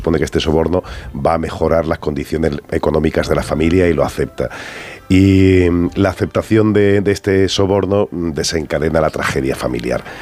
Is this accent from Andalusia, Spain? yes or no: yes; Andalusia, Spain; accent: Andalusian; Yo tengo acento, aunque realmente mi carrera, como soy andaluz y me crié en Andalucía, mi carrera la he desarrollado en Madrid